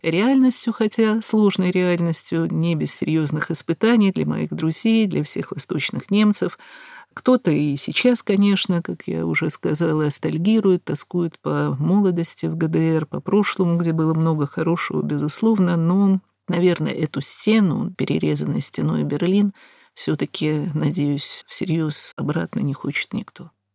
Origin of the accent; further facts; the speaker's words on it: Moscow, Russia; слыша мой акцент, естественно, спросив, откуда я, из Москвы, из Советского Союза